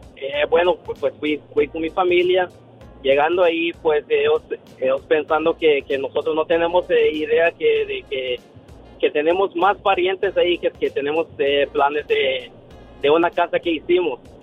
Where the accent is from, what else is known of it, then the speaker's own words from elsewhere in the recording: Guatemala; now in United States; yo soy de Guatemala